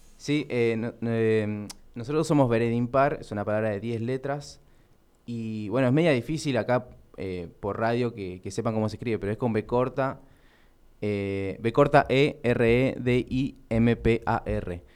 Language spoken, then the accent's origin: Spanish; Luis Guillón, Buenos Aires Province, Argentina; yo soy de Luis Guillón